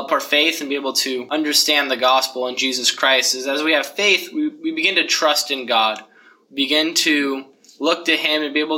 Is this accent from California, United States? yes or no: no; Parker, Colorado, United States; moved away; I'm from Parker, Colorado.